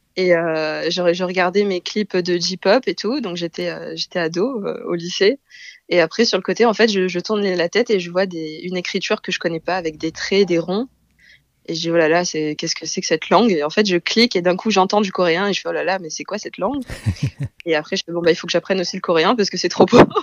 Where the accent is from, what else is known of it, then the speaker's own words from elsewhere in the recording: Marseille, Provence-Alpes-Côte d'Azur, France; moved away as an adult; also born or lived in South Korea; now in Paris, France; je suis originaire de Marseille